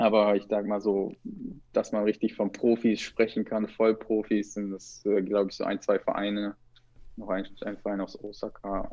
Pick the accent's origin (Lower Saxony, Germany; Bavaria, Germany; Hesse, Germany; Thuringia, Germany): Hesse, Germany; Kassel; moved away; ich komme aus Nordhessen, aus Kassel, da ist ja bis heute nichts